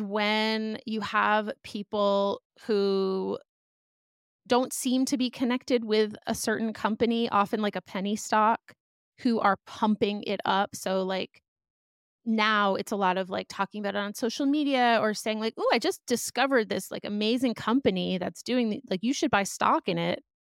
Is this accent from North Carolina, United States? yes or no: no; outside of Boston, Massachusetts, United States; moved away as an adult; also born or lived in Philadelphia; now in Los Angeles, United States; I grew up outside of Boston in a suburb